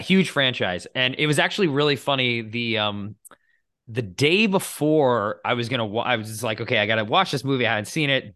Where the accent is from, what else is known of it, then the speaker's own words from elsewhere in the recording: United States; I grew up in the United States in a, you know, secular Christian household